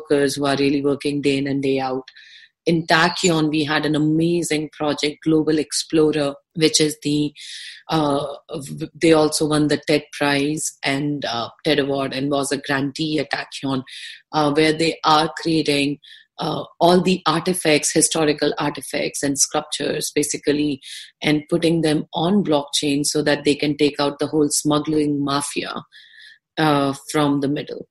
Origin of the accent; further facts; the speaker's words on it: India; I'm an Indian citizen, which I am